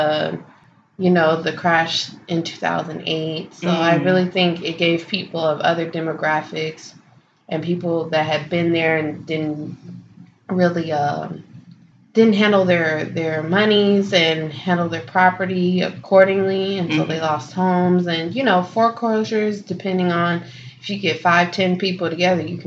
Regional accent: Los Angeles, California, United States; growing up in Los Angeles

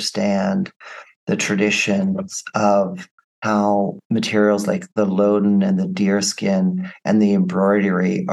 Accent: United States; being American.

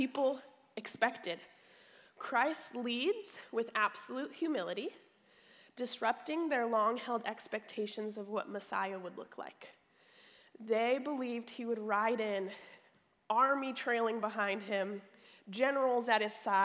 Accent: California, United States; I'm from California

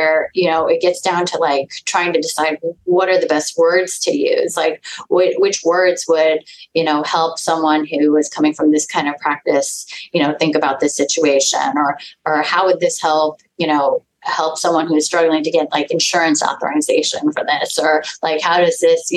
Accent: Los Angeles, California, United States; also born or lived in Houston; I grew up locally in Los Angeles.

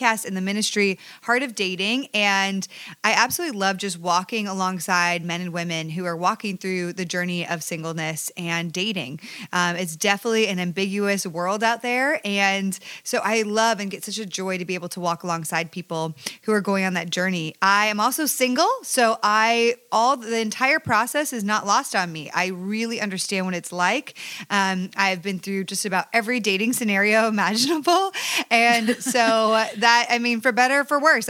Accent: Ajax, Ontario, Canada; now in Los Angeles, United States; I am Canadian

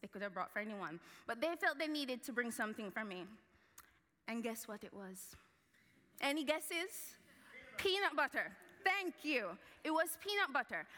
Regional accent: Jamaica; moved away; I grew up in Jamaica

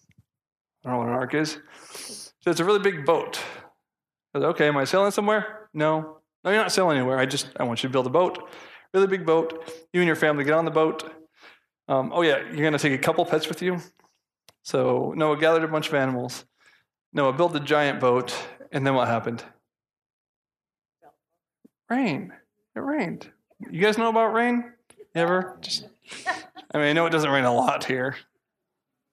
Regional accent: United States; I'm American

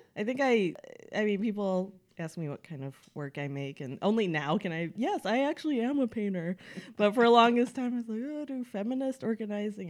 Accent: Oak Park, Illinois, United States; moved away as an adult; also born or lived in New York / France; now in Los Angeles, United States; I'm originally from the Chicago suburbs. That's where I grew up

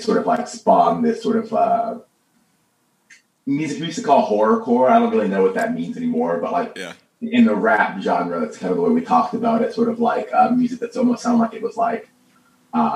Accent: Atlanta, Georgia, United States; I'm from Atlanta

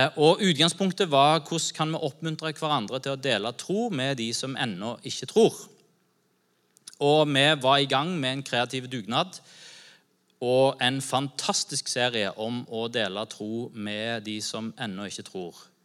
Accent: Norway; vi som nordmenn

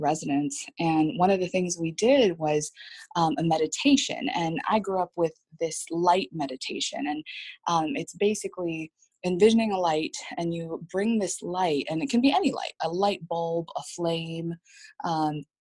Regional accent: San Jose, California, United States; moved away as an adult; also born or lived in Washington State; now in Columbus, United States; I'm from California. I was brought up there from the San Jose area

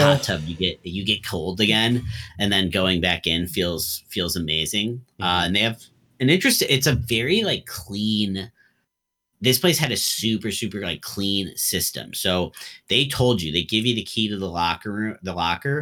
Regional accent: United States; as an American

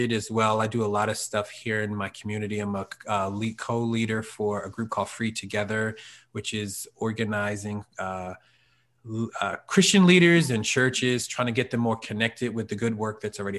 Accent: Norristown, Pennsylvania, United States; moved away as an adult; also born or lived in Philadelphia; now in Harrisburg, United States; Born and raised in Norristown.

